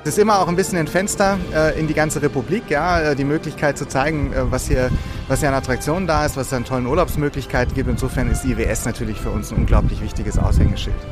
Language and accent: German; Hanover, Lower Saxony, Germany; now in Rust, Germany; Ich komme ja aus Hannover gebürtig